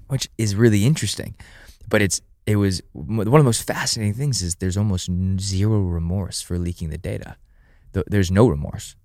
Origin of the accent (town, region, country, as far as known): United States